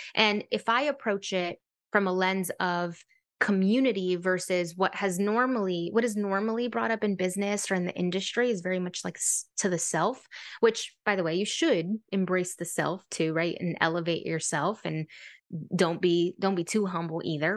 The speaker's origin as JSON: {"language": "English", "town": "San Francisco", "region": "California", "country": "United States", "tie": "born or raised there", "said": "I grew up in San Francisco, California, low-income family"}